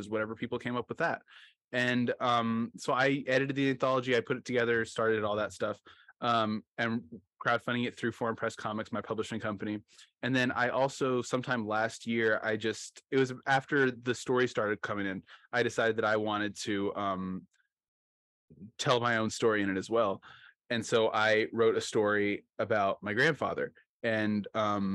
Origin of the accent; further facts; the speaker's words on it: Oklahoma, United States; I'm from Oklahoma